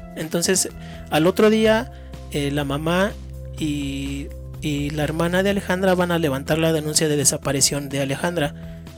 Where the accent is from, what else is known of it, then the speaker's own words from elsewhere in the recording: Mexico; como, como mexicanos